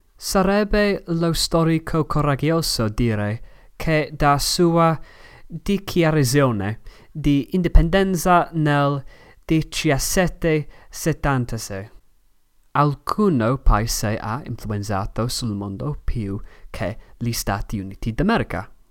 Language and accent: Italian; Manchester, North West England, United Kingdom; Italian is a second language; Io vengo da Manchester, Inghilterra